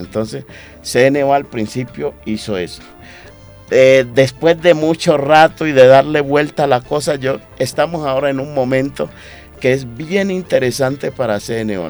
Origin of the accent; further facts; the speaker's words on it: Atrato, Chocó, Colombia; also born or lived in Antioquia; Chocuano atrateño, ¿sí? criado ahí entre el atrato medio antioqueño y chocuana y antioqueño y chocuano